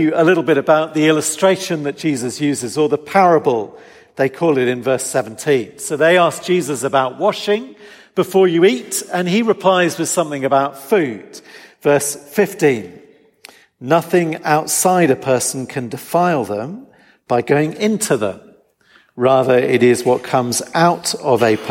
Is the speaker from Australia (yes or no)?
no; England, United Kingdom; as an English person